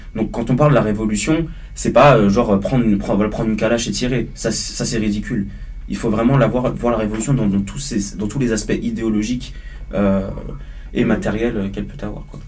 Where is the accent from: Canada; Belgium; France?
France; Paris suburbs, Île-de-France; Je suis né à Paris, j'ai grandi en banlieue parisienne